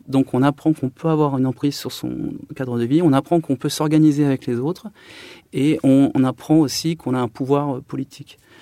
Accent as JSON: {"language": "French", "town": "Chartres", "region": "Centre-Val de Loire", "country": "France", "tie": "born or raised there", "also_born_or_lived": "Paris", "moved": "as an adult", "said": "je suis né à Chartres en 83. J'ai été bercé par la cathédrale de Chartres."}